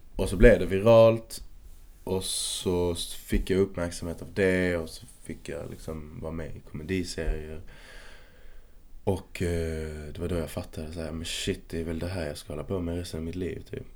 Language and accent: Swedish; Malmö, Skåne, Sweden; moved away as an adult; now in Stockholm, Sweden; I Kvarnby i Malmö